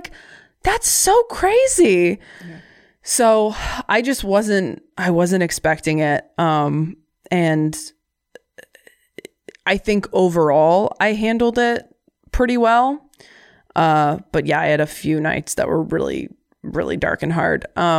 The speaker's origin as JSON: {"language": "English", "region": "Midwest", "country": "United States", "lives_now": "Washington, United States", "said": "I am from the Midwest, so like I'll launch into my life story when any random stranger does the obligatory hello, how are you in the hallway?"}